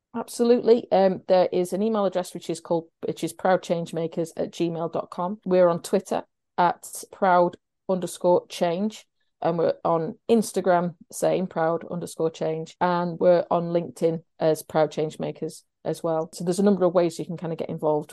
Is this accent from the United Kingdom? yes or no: yes; Sheffield, Yorkshire and the Humber, United Kingdom; I live in Sheffield and I'm from Sheffield